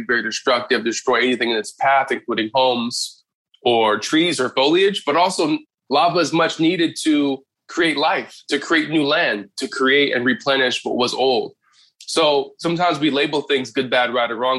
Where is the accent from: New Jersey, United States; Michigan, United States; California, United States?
California, United States; Inglewood; I was born in Inglewood, California